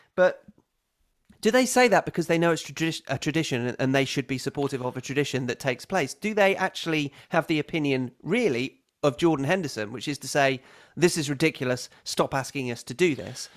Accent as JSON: {"language": "English", "country": "United Kingdom", "said": "as a British person"}